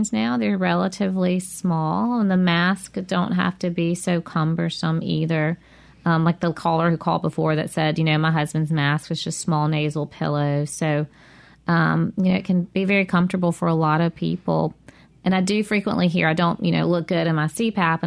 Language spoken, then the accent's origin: English; near Eupora, Mississippi, United States; It's close to my hometown.